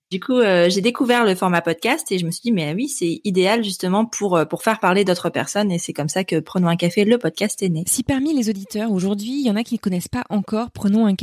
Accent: northern France, France; Euh, enfin, je viens du nord de la France

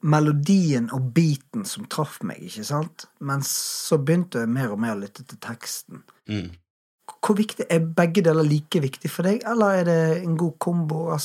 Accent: Bergen, Vestland, Norway; Jeg er jo bergenser

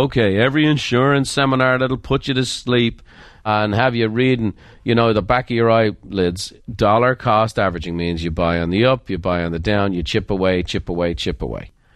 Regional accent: Ireland; I'm Irish

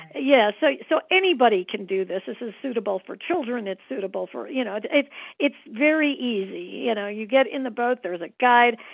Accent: Midwest, United States; now in Santa Fe, United States; I'm a Midwesterner, you know, born and bred

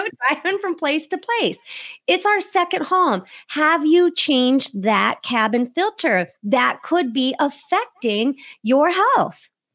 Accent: Iowa, United States; I'm from Iowa, so right next to you there in, in Illinois

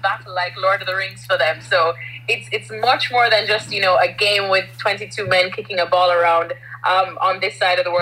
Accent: Jamaica; moved away as an adult; also born or lived in United States; now in England, United Kingdom; growing up in Jamaica

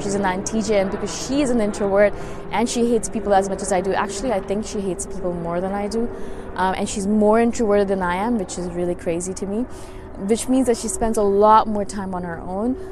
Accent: India; moved away; I'm originally from India, and a lot of them are still back home

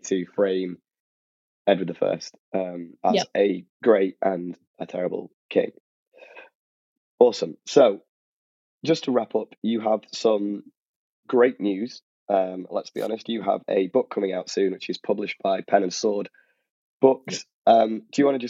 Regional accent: the north of England, United Kingdom; accent: northern; I'm from the north. I'm very obviously from the north when you hear me talk

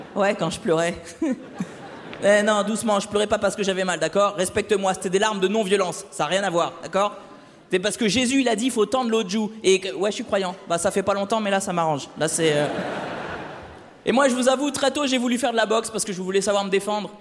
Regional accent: Le Havre, Normandy, France; moved away; je suis originaire du Havre

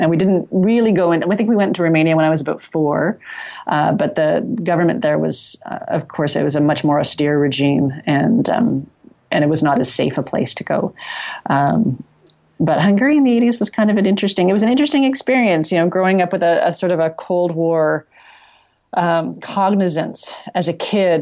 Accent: Toronto, Ontario, Canada; I grew up sort of in Midtown Toronto

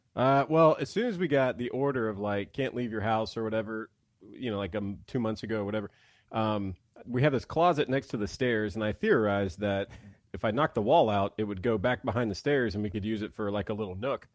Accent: Mississippi, United States; now in Nashville, United States

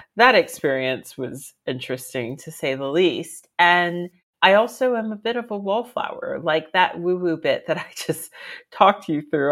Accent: Reston, Virginia, United States; moved away as an adult; now in London, United Kingdom; I'm from Reston, Virginia, which is the northern part of Virginia

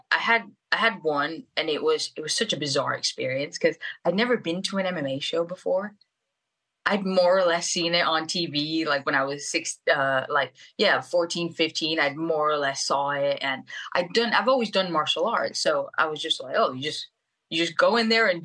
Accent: Venezuela; English is a second language; I'm from Venezuela, and I, I, it's not until recently that I was able to get my dual citizenship with Portugal, because my grandparents uh, migrated from Portugal to Venezuela

